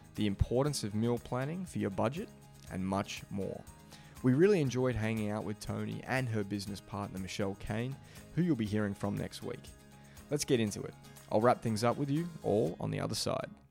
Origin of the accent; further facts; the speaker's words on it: Australia; I'm from Australia